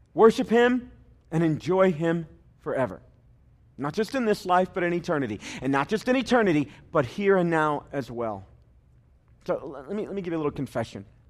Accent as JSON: {"language": "English", "country": "United States", "tie": "born or raised there", "said": "the opportunity to be born here"}